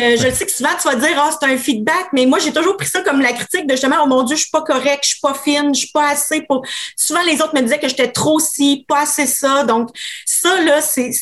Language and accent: French; Quebec City, Quebec, Canada; je suis une fille euh, de Québec, 39 ans